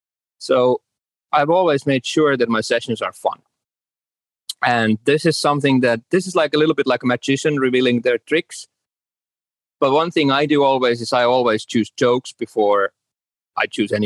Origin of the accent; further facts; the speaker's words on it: Finland; I'm from Finland